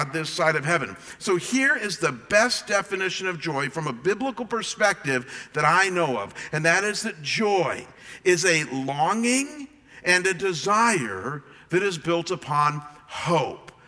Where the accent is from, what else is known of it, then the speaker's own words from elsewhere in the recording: Cleveland, Ohio, United States; also born or lived in Michigan; now in Arizona, United States; I am from Cleveland, as you guys know, and from Michigan